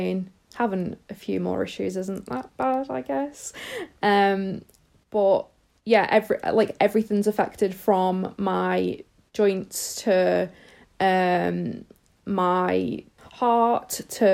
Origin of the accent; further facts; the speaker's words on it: Liverpool, North West England, United Kingdom; moved away as an adult; now in Northamptonshire, United Kingdom; I'm originally from Liverpool in the UK, but I live in Northamptonshire